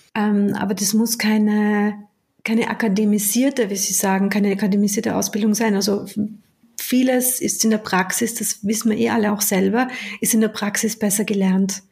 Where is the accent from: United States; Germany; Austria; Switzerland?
Austria; moved away as an adult; also born or lived in United Kingdom; Ich bin zwar in Österreich geboren, aber ich habe dort ja Großteil meines Erwachsenenlebens verbracht